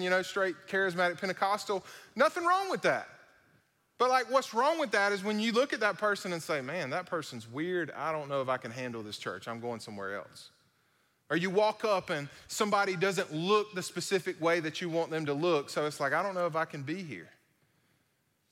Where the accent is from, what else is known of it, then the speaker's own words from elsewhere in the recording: Vidalia, United States; moved away; coming back to my hometown